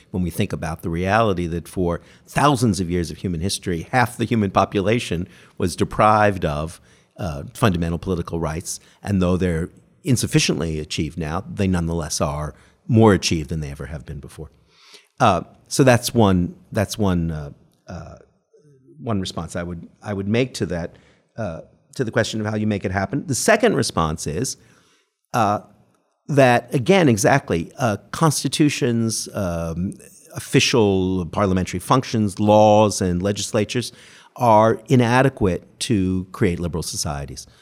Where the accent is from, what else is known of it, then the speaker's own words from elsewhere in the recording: Canada; now in United Kingdom; grew up under the most benign version of the post-colonialism in Canada